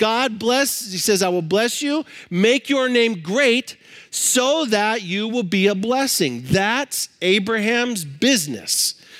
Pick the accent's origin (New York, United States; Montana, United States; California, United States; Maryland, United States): Montana, United States; Libby; I grew up in Libby, Montana. If you know anything about Libby, Montana, you know it's the asbestos capital of the world.